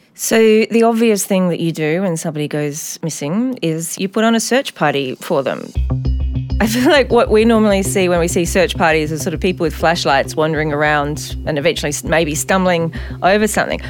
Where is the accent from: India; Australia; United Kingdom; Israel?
Australia; Adelaide, South Australia; my hometown of Adelaide